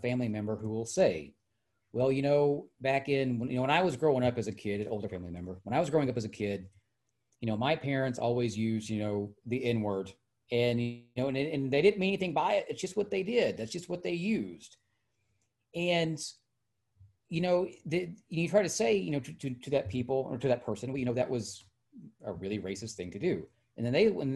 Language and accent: English; Hot Springs, Arkansas, United States; I'm from Hot Springs, and that, you know, we are of this state, that we are products of this state